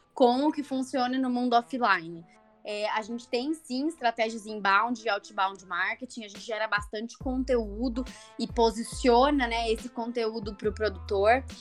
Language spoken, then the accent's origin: Portuguese; Itajubá, Minas Gerais, Brazil; eu venho de uma cidade, né, de Itajubá, no sul de Minas Gerais